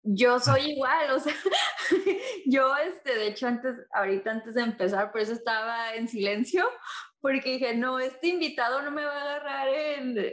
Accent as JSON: {"language": "Spanish", "country": "Mexico", "said": "yo soy de México"}